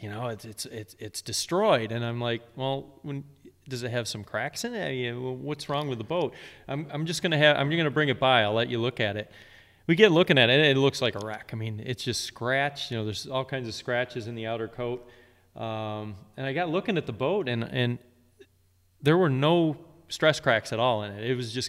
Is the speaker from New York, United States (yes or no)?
yes; New York, United States; also born or lived in Virginia; since my dad started taking me when I grew up in Central New York, but then moved to Virginia.